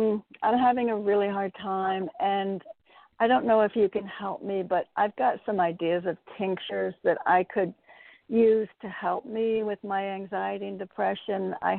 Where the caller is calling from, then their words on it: Connecticut, United States; in Connecticut.